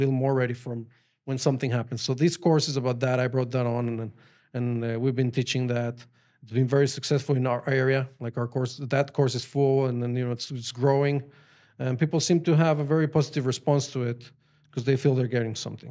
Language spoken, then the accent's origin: English; Mexico City, Mexico; English is a second language; moved away as an adult; also born or lived in Colorado, United States; now in Israel; I grew up in Mexico. Like, I went all the way to high school. I was just in Mexico. Mexico City